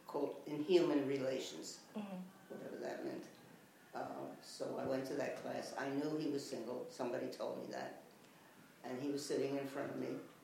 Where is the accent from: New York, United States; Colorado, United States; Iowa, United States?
New York, United States; Bronx, New York